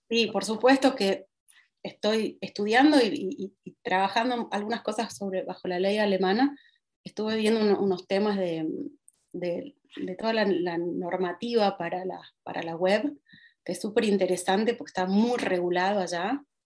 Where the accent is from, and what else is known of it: Argentina; moved away as an adult; also born or lived in Portugal; now in Berlin, Germany